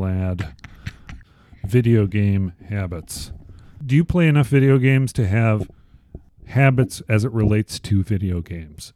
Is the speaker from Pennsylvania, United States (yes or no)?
no; Chicago, Illinois, United States; I was born in Chicago